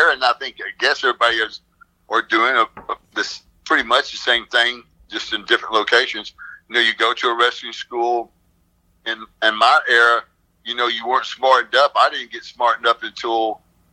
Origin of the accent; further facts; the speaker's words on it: Arkansas, United States; also born or lived in Washington State; I was born in Washington State, but I only was there for a short time. Then we moved right back here where I live right now in Arkansas.